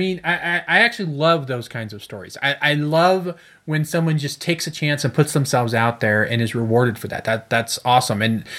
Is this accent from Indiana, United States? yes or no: no; Chicago, Illinois, United States; born there; because I was born in Chicago.